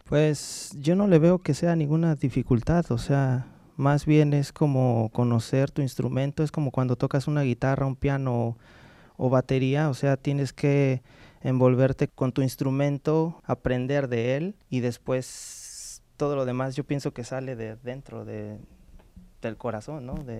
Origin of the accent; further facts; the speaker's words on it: Mexico City, Mexico; yo soy ah, originario de la Ciudad de México